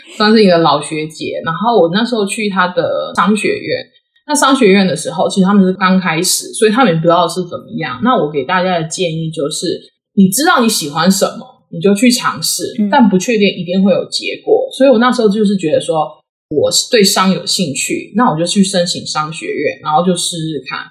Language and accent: Chinese; Taiwan; moved away; 其实我是台湾土生土长，然后呢，我去长庚念书嘛，所以我是长庚生医系毕业的